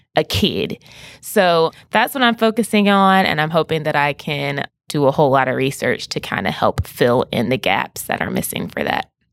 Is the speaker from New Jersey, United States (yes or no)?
no; Greenville, South Carolina, United States; I'm from Greenville, South Carolina, and I was born and I was raised there